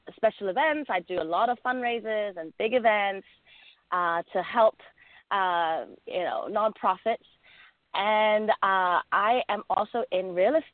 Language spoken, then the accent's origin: English; England, United Kingdom; accent: English; moved away as an adult; also born or lived in Hong Kong; now in Southern California, United States; I am originally from Hong Kong, and I grew up in England, so you kind of may hear that slight twang in my voice. That's my English accent coming through.